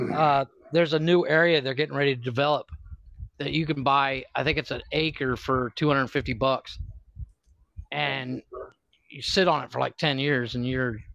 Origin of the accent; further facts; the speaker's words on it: Ohio, United States; I grew up in Ohio